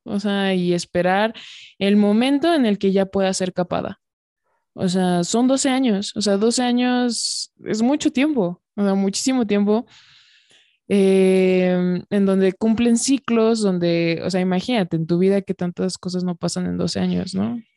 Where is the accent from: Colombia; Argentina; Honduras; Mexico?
Mexico